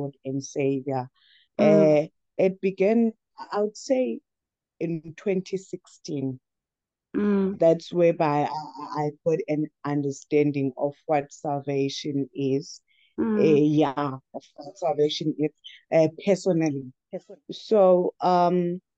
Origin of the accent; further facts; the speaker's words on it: Umzimkulu, Eastern Cape, South Africa; from a rural town, a small town called Umzimkolo. I was born in the Eastern Cape. For a few years I stayed there. So I was bred in Umzimkolo.